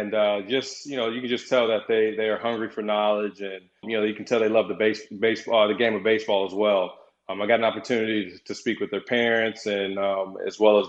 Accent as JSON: {"language": "English", "town": "Tampa", "region": "Florida", "country": "United States", "tie": "born or raised there", "said": "my hometown, obviously here in Tampa"}